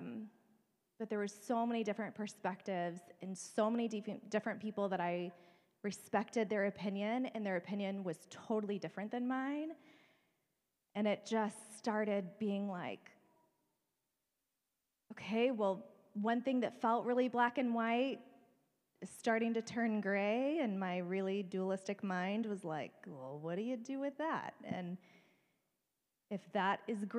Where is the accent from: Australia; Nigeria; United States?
United States; Bible Belt, the South; moved away; I grew up in the South in the Bible Belt